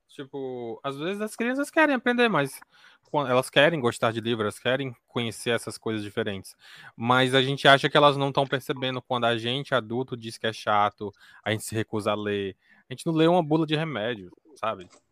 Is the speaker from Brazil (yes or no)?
yes; Northeast, Ceará, Brazil; eu sou aqui do Nordeste do Ceará